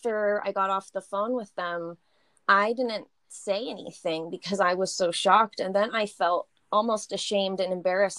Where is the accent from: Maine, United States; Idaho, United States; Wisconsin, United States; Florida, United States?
Idaho, United States; Boise; So we grew up in a high school and a junior high that had this amazing, it was called the ELL program.